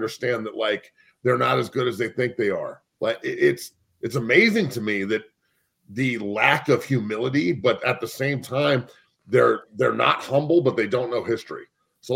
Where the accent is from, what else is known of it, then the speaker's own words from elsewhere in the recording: near Boulder, Colorado, United States; I grew up, Boulder's right down the street.